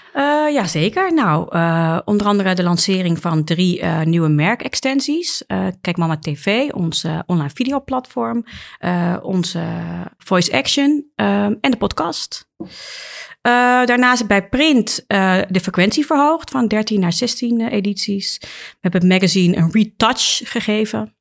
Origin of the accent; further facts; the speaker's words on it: Amsterdam, North Holland, Netherlands; als geboren en getogen Amsterdammer